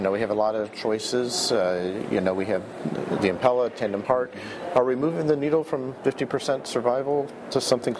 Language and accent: English; Boston, Massachusetts, United States; right in my hometown of Boston.